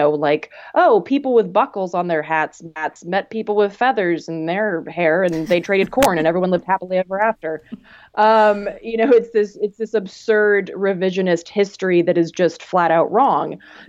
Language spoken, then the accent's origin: English; North Carolina, United States; moved away; I grew up in North Carolina. And so I, you know, I grew up among like rural Southern folks.